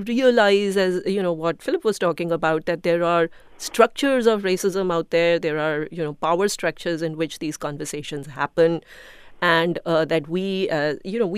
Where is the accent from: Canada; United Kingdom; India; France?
India; now in United States; I'm an immigrant from India